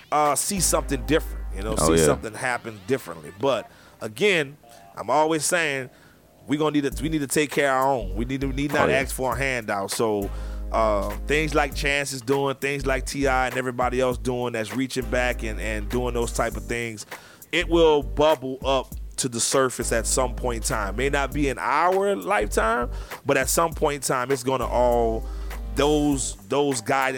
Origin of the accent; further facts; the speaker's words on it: France; Why do I have to dismiss it and I only can say that I'm from France, because I'm not just from France?